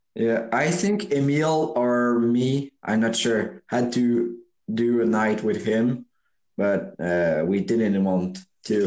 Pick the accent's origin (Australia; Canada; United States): Canada; Quebec; I'm from Quebec